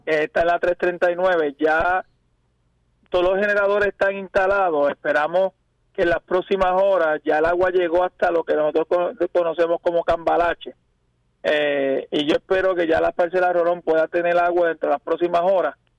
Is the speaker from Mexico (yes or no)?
no; San Germán, Puerto Rico; yo soy de San Germán, eh, criado, nacido ahí en la ciudad de Las Lomas.